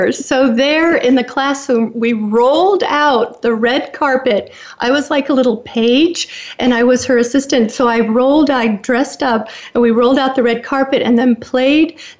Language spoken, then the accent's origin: English; Woodinville, Washington, United States; growing up in the Seattle area, we um, we had special times in our little area there in Woodinville, and we lived on a lake